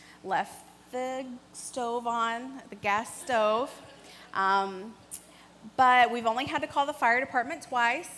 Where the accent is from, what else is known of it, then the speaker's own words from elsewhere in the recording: Kentucky, United States; moved away; I'm from Kentucky, born and raised there.